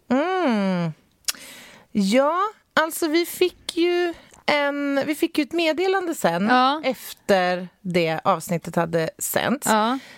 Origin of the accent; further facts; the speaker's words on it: Vaasa, Ostrobothnia, Finland; Du ser Jag är från Vasa.